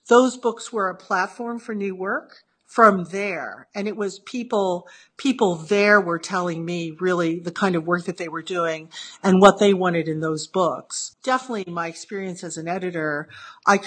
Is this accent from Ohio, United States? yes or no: yes; Ohio, United States; moved away as an adult; also born or lived in Norman, Oklahoma / New York; now in London, United Kingdom; I grew up mainly in Ohio since third grade